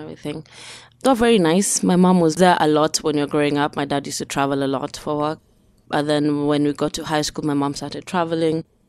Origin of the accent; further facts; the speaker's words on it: Nairobi, Kenya; moved away as an adult; now in Pittsburgh, United States; I was born in Nairobi, Kenya.